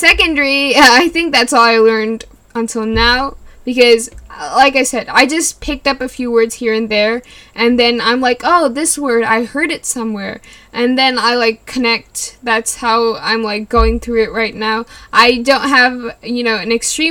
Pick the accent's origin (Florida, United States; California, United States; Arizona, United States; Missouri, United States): California, United States; Los Angeles; first language English; I was born in California, as in Los Angeles, California was where I was born. And English was my primary language